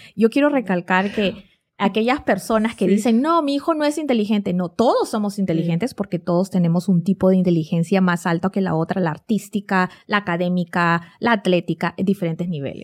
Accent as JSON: {"language": "Spanish", "region": "Lima", "country": "Peru", "moved": "as an adult", "lives_now": "United States", "said": "vengo de Lima, Perú y, no soy mexicana"}